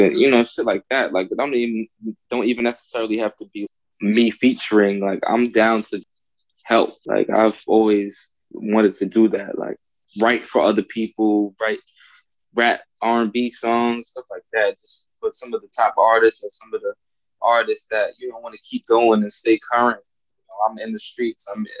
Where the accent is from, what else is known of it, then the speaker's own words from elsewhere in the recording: New York, United States; I'm an MC, I'm an artist from New York